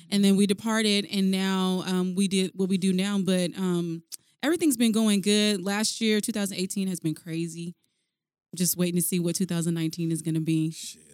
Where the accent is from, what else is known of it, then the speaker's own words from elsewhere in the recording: Alaska, United States; I am from Alaska, my family, they all live in like Mississippi